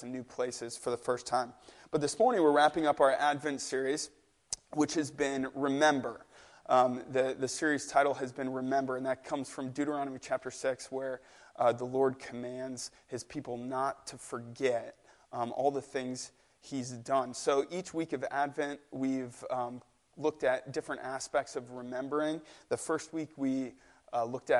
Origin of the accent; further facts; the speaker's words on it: St. Louis, Missouri, United States; moved away; I'm from St. Louis, Missouri. That's where my family's from. So I only make it back to St. Louis once or twice a year